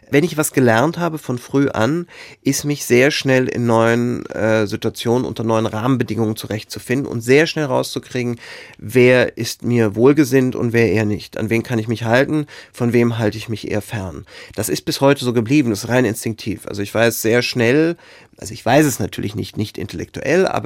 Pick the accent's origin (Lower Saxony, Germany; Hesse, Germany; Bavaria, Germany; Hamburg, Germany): Hesse, Germany; Frankfurt; also born or lived in Dieburg; Ich bin in Frankfurt geboren, kam dann aber sehr schnell zur Pflegetante, also war dann in Dieburg und dann wieder in Frankfurt und dann auf der Odenwaldschule und dann bei einer anderen Pflegetante und so weiter und so fort.